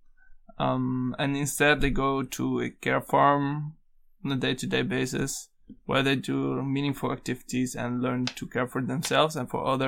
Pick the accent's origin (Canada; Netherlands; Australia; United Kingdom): Netherlands; from the Netherlands